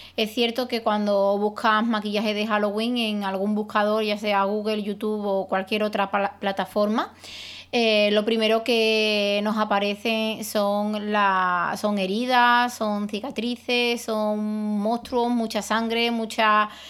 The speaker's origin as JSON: {"language": "Spanish", "country": "Spain", "said": "los españoles eh, nos hemos apropiado"}